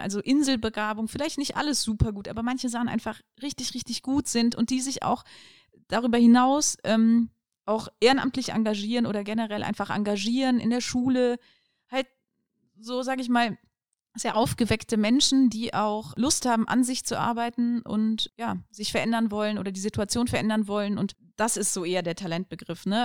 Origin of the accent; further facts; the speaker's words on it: Aachen, North Rhine-Westphalia, Germany; also born or lived in Cologne / Düsseldorf; Bin in Aachen geboren. Ähm, meine Eltern sind aus Polen gekommen. Und ja, genau, klassische Schullaufbahn durchlaufen